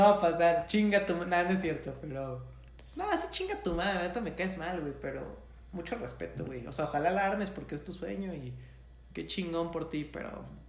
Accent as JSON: {"language": "Spanish", "country": "Mexico", "tie": "born or raised there", "said": "¿por qué nací en México?"}